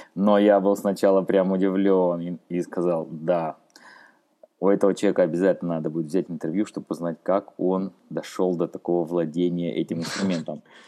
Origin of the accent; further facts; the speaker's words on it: Rostov-on-Don, Rostov Oblast, Russia; я сам из Ростова-на-Дону